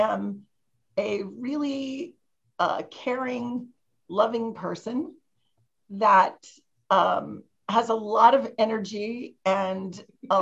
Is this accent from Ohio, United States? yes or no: yes; Ohio, United States; moved away as an adult; I grew up in Ohio and I didn't go far away for college. I went to University of Dayton